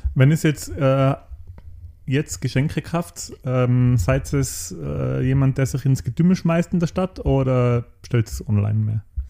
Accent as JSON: {"language": "German", "area": "Außerfern", "region": "Tyrol", "country": "Austria", "said": "im Austerfahren, wo ich herkomme"}